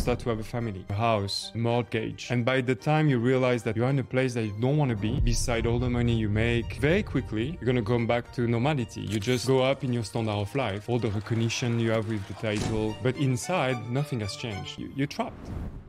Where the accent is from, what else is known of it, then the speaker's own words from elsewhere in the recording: France; English is a second language; moved away as an adult; also born or lived in Paris; now in London, United Kingdom; I grew up in France. I have a talent for math, so I ended up doing an engineering school. I work in Paris.